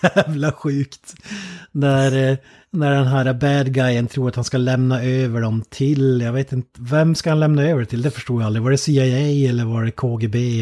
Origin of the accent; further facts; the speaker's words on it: Sweden; som svensk